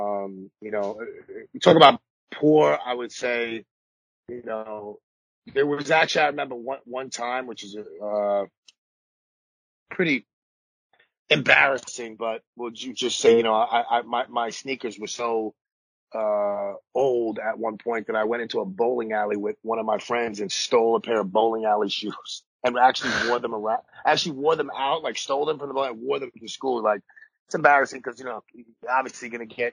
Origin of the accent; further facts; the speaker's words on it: New York City, New York, United States; growing up in Coney Island, I was born in 77